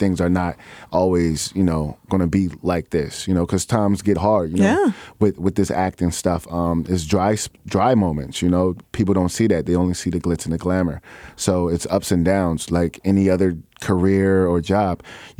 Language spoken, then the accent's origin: English; Chicago, Illinois, United States; Well, I'm from the North Side of Chicago. Oh, I like to say that I'm from everywhere because I lived so many places growing up, but my heart has always been here, Ch